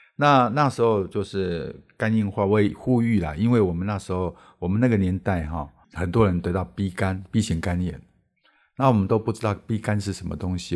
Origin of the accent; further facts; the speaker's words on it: Erlin, Changhua County, Taiwan; 我小时候在乡下长大，我们那边，我，我住在彰化二林那里